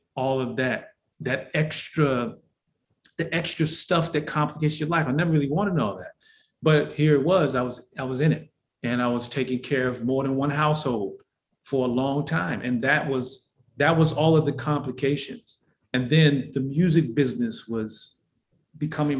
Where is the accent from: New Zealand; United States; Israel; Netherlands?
United States; Detroit, Michigan; I was born in Detroit, Michigan